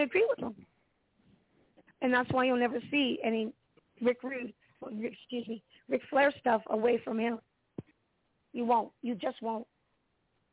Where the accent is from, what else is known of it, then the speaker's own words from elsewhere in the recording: Toronto, Ontario, Canada; I'm from Mimico, Ontario